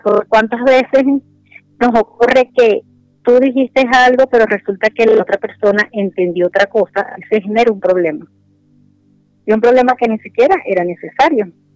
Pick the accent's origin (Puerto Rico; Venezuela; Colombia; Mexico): Venezuela; moved away as an adult; also born or lived in Spain; now in Santiago, Chile; yo soy venezolana, tengo acá en Santiago de Chile alrededor de dos años